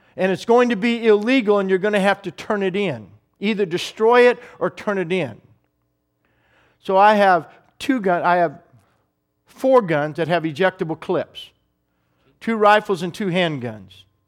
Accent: United States; as an American

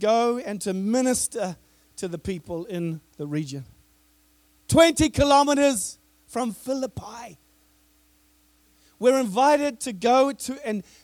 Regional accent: New Zealand; I come from New Zealand, which is the furthest most point from when this word was spoken

